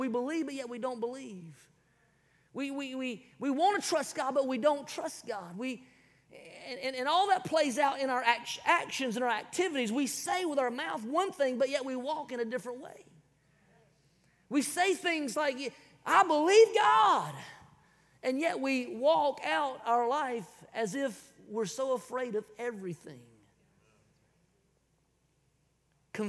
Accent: South Carolina, United States; I'm from South Kakalaki

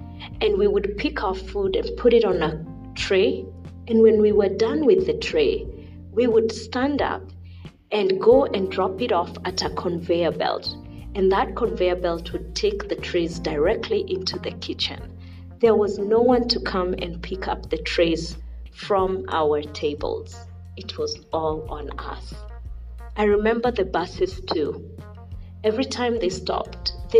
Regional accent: Kenya; moved away as an adult; also born or lived in United States; I was born and raised in Kenya. And I lived in Kenya until I completed my undergrad degree.

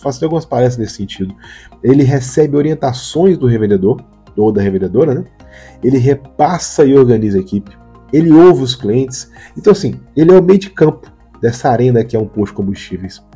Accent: Minas Gerais, Brazil; Eu que sou mineiro

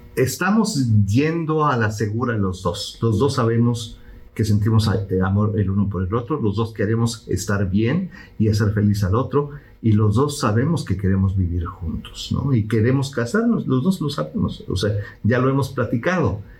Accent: Mexico; now in Houston, United States; soy mexicano y porque lo he vivido

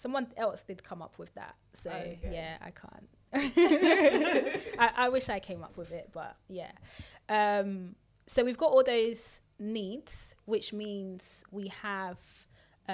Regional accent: United Kingdom; we're also British because we born, raised here.

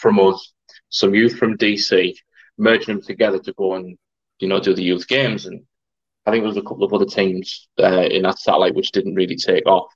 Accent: Middlesbrough, North East England, United Kingdom; I'm from Middlesbrough

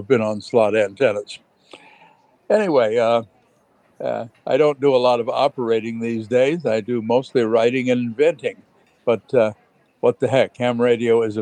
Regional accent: United States; also born or lived in England; being an American living in England

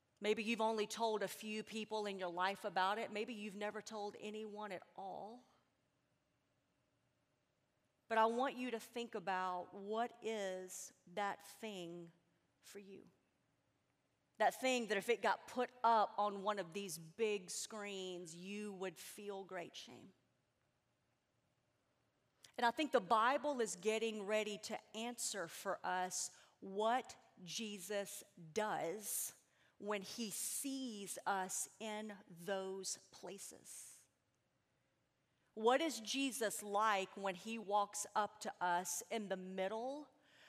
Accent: Tennessee, United States; I am a visitor. I am from Tennessee. I fly home tomorrow night

